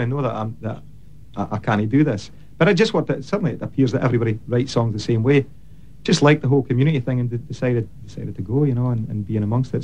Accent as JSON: {"language": "English", "region": "Scotland", "country": "United Kingdom", "tie": "born or raised there", "also_born_or_lived": "Dunfermline", "moved": "as an adult", "lives_now": "Nashville, United States", "said": "I grew up in a tiny little coal mining village in Scotland"}